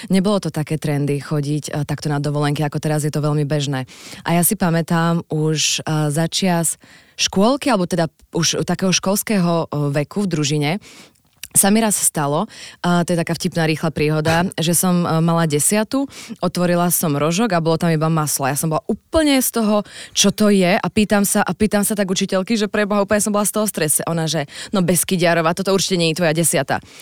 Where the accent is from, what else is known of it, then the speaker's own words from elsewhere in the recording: Stavanger, Rogaland, Norway; born there; also born or lived in Oslo; Ale no, narodila som sa v Stavangeri, ale áno